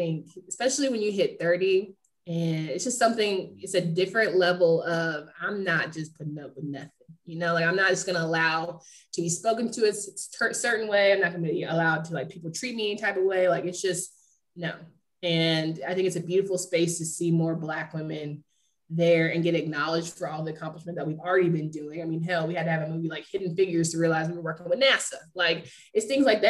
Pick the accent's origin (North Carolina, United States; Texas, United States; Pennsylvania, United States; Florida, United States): North Carolina, United States; Raleigh; I'm from Raleigh